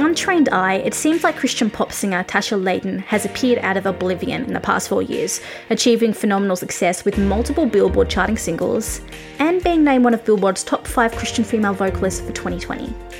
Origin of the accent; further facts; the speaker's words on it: Australia; I am an Australian music journalist, currently grounded in my home country because of COVID 19